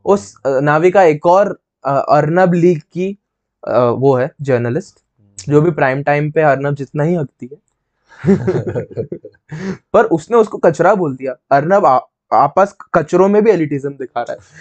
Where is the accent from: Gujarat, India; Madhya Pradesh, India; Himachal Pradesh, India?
Madhya Pradesh, India; Indore; इंदौर में हमारा home town Indore में